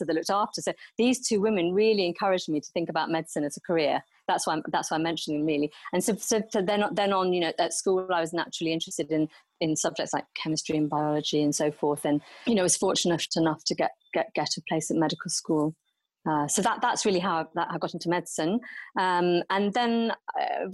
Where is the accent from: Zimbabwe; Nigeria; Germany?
Nigeria; I grew up in Nigeria